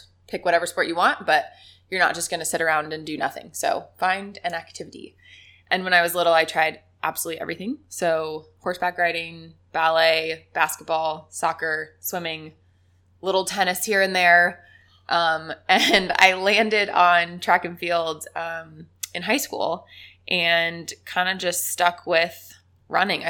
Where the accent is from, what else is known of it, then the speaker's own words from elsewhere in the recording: Beaverton, Oregon, United States; also born or lived in Florida / New Mexico; I was in Beaverton, Oregon